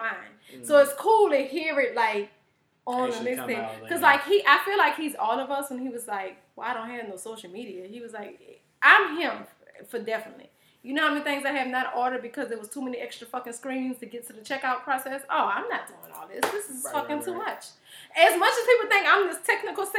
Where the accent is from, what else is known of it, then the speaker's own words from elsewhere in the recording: New Orleans, Louisiana, United States; I'm from New Orleans.